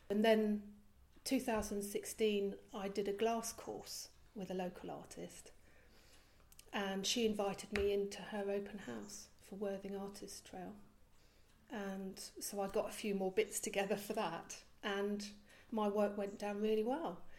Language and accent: English; Belgium; I was about eight and I was living in Belgium. I was brought up in Belgium.